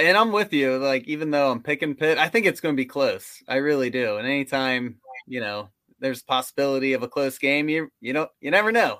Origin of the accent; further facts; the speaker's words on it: West Virginia, United States; we're from West Virginia, we have season tickets to W, W V U games, but we live closer to Pittsburgh than we do Morgantown